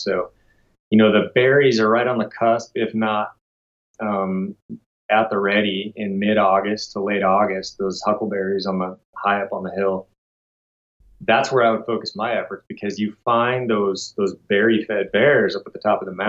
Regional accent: Washington, United States; Like I said, I came from Washington State, where very limited tags to pull a good spring tag.

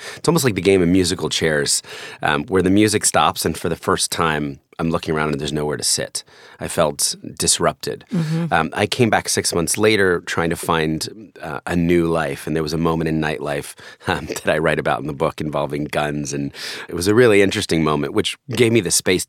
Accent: New Jersey, United States; Well, there were really three acts to my life. I grew up in New Jersey. I was an only child in a family with a really tragic event.

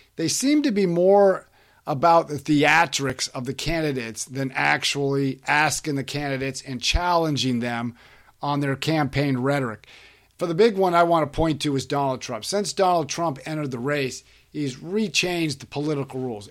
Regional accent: Florida, United States; my home state of Florida

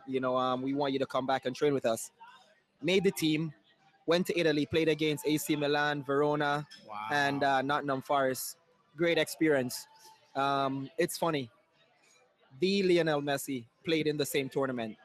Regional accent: Saint Elizabeth, Jamaica; moved away as an adult; now in United States; I'm actually from uh, Saint Elizabeth, Jamaica, small farm town

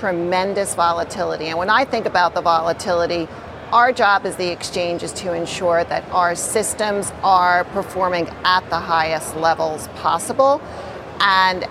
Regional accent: New York City, New York, United States; I'm a New Yorker through and through, born and bred New Yorker, so I bleed New York City

